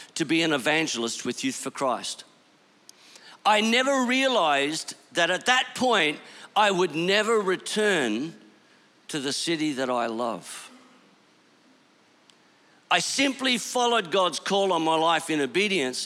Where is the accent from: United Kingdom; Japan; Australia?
Australia; Bundaberg, Queensland; moved away; I am a Bundy boy. I grew up in Bundaberg